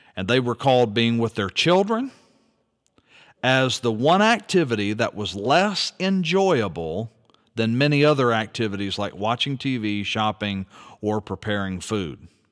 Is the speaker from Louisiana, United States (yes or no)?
yes; Louisiana, United States; my home state of Louisiana